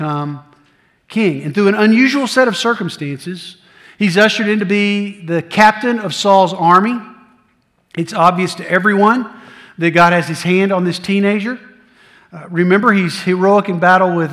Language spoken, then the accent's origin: English; Middle Tennessee, United States; also born or lived in Blue Ridge Mountains, North Carolina; I grew up in Middle Tennessee.